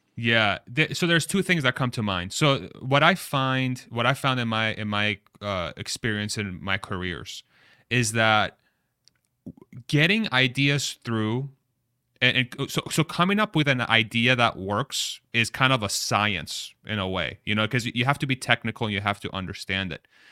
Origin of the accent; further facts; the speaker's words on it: Texas, United States; I'm from Texas.